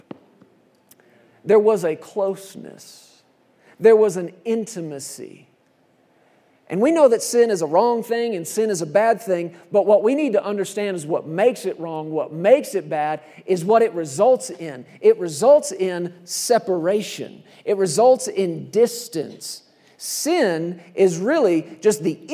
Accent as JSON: {"language": "English", "region": "Texas", "country": "United States", "tie": "born or raised there", "moved": "as an adult"}